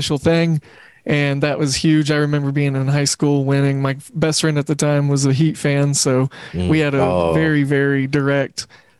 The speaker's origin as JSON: {"language": "English", "town": "Oklahoma City", "region": "Oklahoma", "country": "United States", "tie": "born or raised there", "said": "And I grew up in Oklahoma City where we didn't have a professional team"}